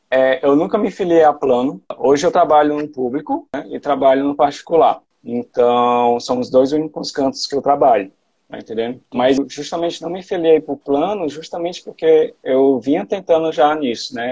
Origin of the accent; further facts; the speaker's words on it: Sobral, Ceará, Brazil; moved away as an adult; also born or lived in Ribeirão Preto, São Paulo; now in Fortaleza, Brazil; eu fiz faculdade né, de medicina lá na UFC de Sobral, né, que era a minha cidade natal